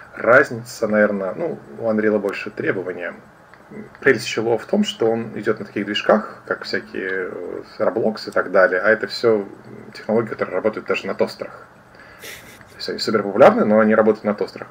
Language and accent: Russian; Kaliningrad, Kaliningrad Oblast, Russia; я из Калининграда